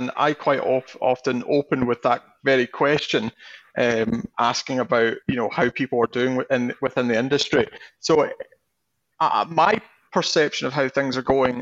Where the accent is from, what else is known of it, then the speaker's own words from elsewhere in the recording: Campbeltown, Scotland, United Kingdom; I'm originally from Campbelltown.